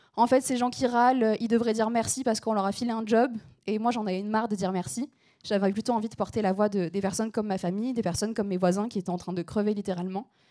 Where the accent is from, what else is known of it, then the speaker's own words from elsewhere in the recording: small town between Aix and Marseille, Provence-Alpes-Côte d'Azur, France; accent: southern; je viens du sud de la France, donc parfois vous entendrez un peu mon accent, c'est normal. je viens d'une petite ville qui s'appelle Berlédan, qui est située entre Aix et Marseille.